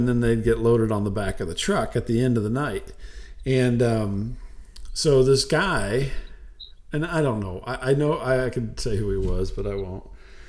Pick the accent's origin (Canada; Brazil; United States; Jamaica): Jamaica; That's right. I'm a Jamaican guy.